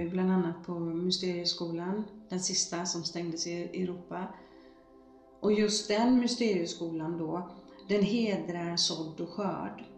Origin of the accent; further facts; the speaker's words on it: Gothenburg, Västra Götaland, Sweden; Jag föddes i Bergsjön